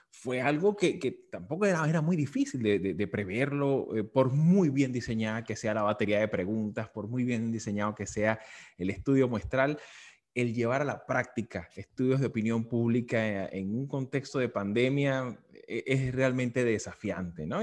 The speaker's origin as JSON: {"language": "Spanish", "country": "Venezuela", "said": "como venezolano"}